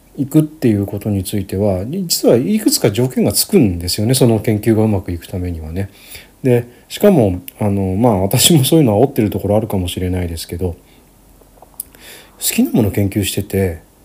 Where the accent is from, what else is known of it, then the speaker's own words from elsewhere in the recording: Gunma, Japan; 私の地元群馬県なんですけど